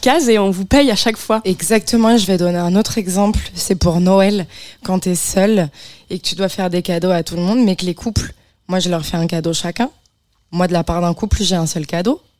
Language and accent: French; Bayonne, Nouvelle-Aquitaine, France; moved away; je suis né à Bayonne.